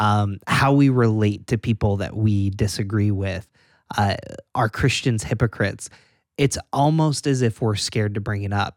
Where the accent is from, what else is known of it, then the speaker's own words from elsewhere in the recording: Endicott, New York, United States; now in Rochester, United States; I grew up in Bingham to New York, actually Endicott